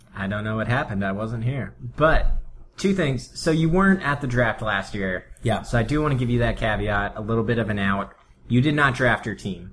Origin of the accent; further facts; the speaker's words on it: Pennsylvania, United States; growing up in Pennsylvania